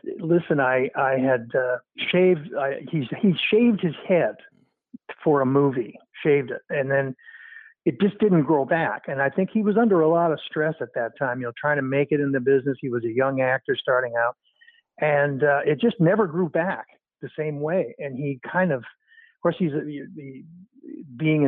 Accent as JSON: {"language": "English", "country": "Canada", "tie": "born or raised there", "also_born_or_lived": "Toronto", "moved": "as an adult", "said": "I grew up in Canada. I moved to Los Angeles to set up Regenix in 1984"}